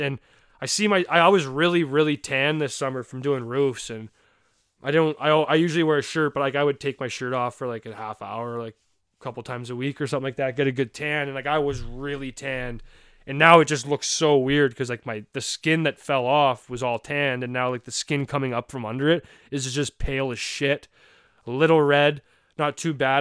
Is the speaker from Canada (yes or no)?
yes; Canada; as a Canadian in the hockey community